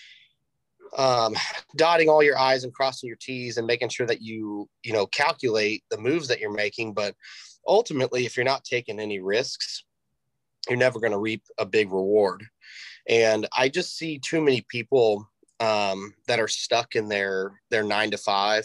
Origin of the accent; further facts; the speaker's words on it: Greenwood, United States; I'm born and raised here in Greenwood. This is my hometown.